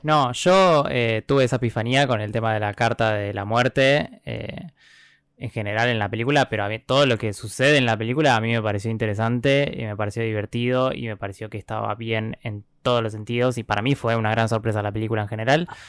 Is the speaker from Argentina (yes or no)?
yes; Argentina